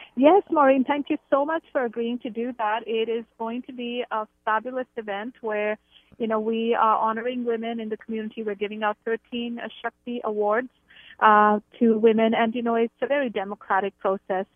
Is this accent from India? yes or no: yes; India; moved away as an adult; now in Canada; I grew up in India. I've lived in Canada for about twenty-six years.